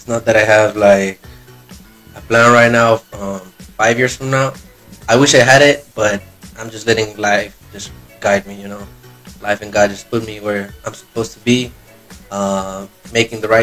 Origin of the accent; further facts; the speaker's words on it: Colombia; moved away as an adult; now in United States; I'm from Colombia